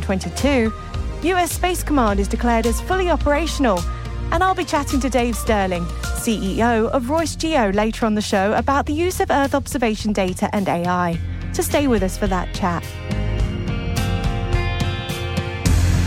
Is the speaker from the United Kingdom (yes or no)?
yes; United Kingdom; as a Brit